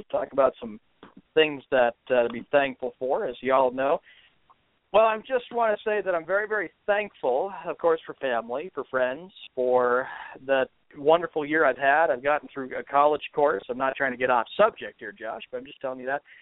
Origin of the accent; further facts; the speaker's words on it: Boston, Massachusetts, United States; As a Bostonian sports fan, it is an honor and a privilege to be working with you guys